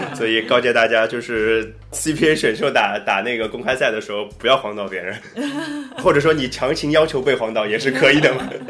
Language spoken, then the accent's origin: Chinese; Shanghai, China; 大家都知道我是上海人嘛，然后我也是上海队的球迷